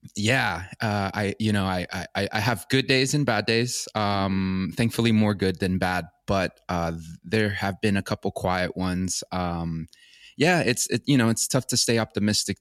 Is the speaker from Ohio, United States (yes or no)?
no; Orlando, Florida, United States; moved away as an adult; also born or lived in Santa Ana, El Salvador / Los Angeles / Encino, California; I, I grew up in, um, Orlando, Florida. Um, I was actually, I was born in, uh, El Salvador, in Santa Ana, El Salvador, and I came to the United States with my family when I was a baby.